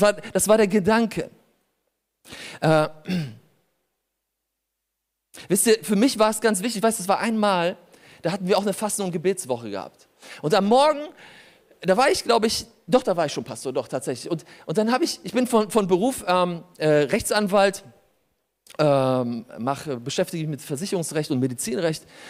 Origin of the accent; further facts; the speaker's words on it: Germany; also born or lived in Poland; ich bin in Polen geboren, ich bin hier aufgewachsen